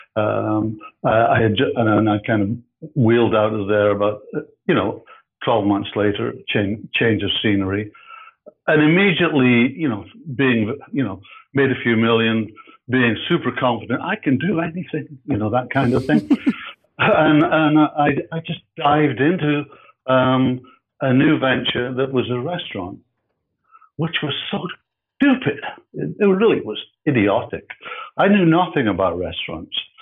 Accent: Edinburgh, Scotland, United Kingdom; moved away as an adult; now in Canada; I'm from Edinburgh, I'm from, so I'm from Scotland

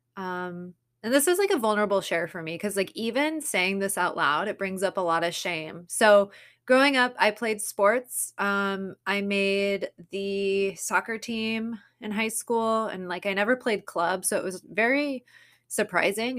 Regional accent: Southern California, United States; growing up in Southern California or California in general

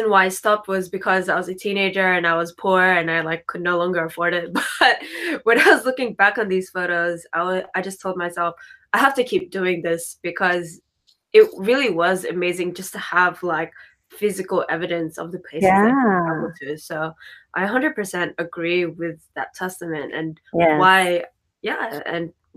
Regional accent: Philippines; also born or lived in Japan; I'm fully Filipino

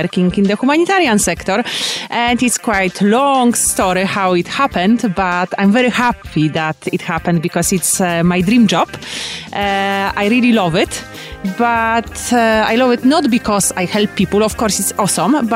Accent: Poland; English is a second language; moved away as an adult; also born or lived in South Sudan; now in Kampala, Uganda; I am from Poland, and currently it's winter in Poland

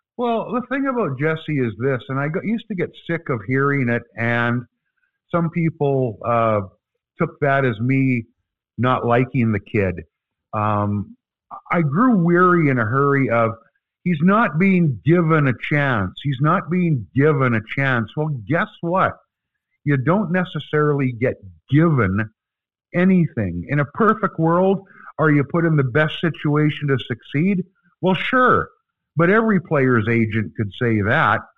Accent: Canada; We're from Canada

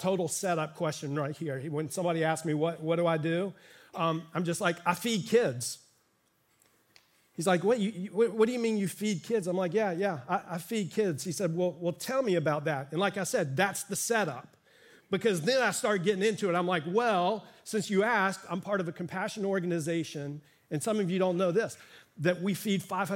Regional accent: Miami, Florida, United States; I grew up in Miami and pastored here in the community for 15 years

